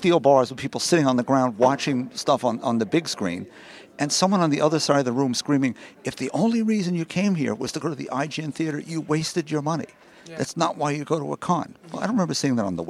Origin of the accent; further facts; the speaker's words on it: New York, United States; I'm a New Yorker